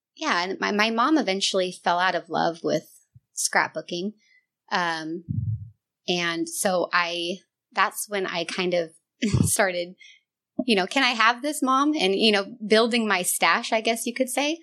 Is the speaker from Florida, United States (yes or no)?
no; Northern California, United States; moved away as an adult; I grew up here in Northern California. Um, I moved around a lot, um, but eventually moved back to my hometown